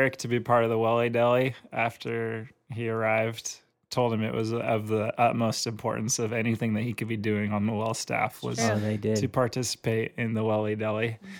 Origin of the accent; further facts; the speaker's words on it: Santa Cruz, California, United States; I came from Santa Cruz and, you know, San Diego, they're like the same thing.